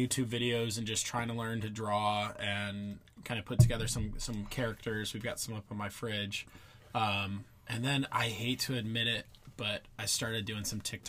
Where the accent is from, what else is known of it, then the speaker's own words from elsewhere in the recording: Cleveland, Ohio, United States; moved away as an adult; also born or lived in Pennsylvania / Michigan; now in San Diego, United States; I'm from all around, essentially. I grew up in Cleveland, went to school in Pennsylvania, but then also went to school in Michigan